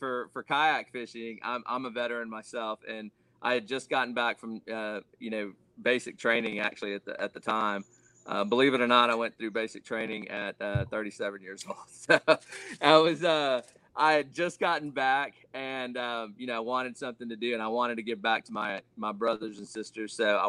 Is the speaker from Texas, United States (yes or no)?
yes; Austin, Texas, United States; I'm originally from the Austin area, Austin, Texas area.